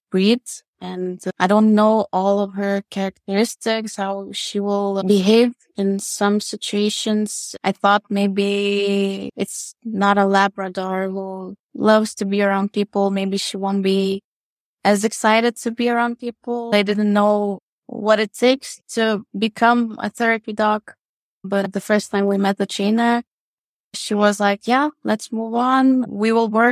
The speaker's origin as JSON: {"language": "English", "country": "Lithuania", "said": "I am from Lithuania, living in Vilnius"}